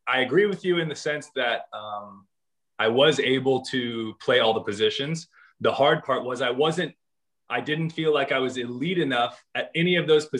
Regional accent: San Jose, California, United States; I grew up in San Jose

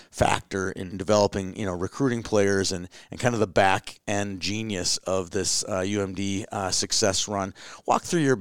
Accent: Hibbing, Minnesota, United States; You know, growing up in Hibbing, um, you know, you you had Scott

